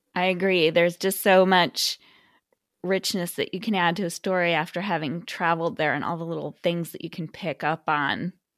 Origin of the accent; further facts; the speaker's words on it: Midwest, United States; I'm from the Midwest